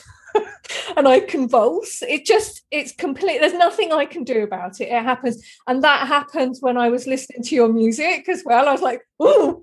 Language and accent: English; Deal, South East England, United Kingdom; when I was a little girl growing up in Dealing, Kent, in Britain